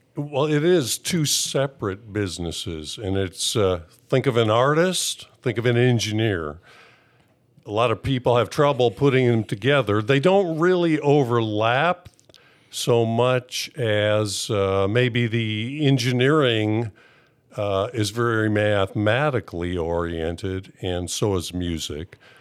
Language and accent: English; Wisconsin, United States; moved away as an adult; also born or lived in California; I grew up in Wisconsin, and, uh, when I was nineteen, I moved to California.